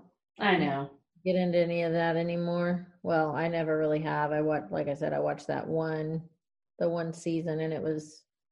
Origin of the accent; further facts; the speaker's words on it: Missouri, United States; I'm from Missouri.